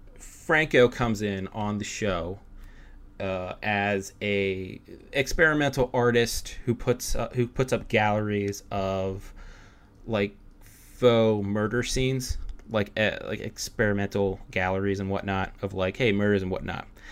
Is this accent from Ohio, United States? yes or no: no; Pittsburgh, Pennsylvania, United States; we're both from Pittsburgh